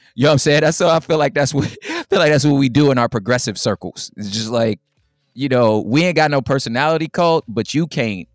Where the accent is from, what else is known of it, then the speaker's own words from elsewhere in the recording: Los Angeles, California, United States; my grandmother was in the Watts riots, like, my, we're from Los Angeles, my father was a Black Panther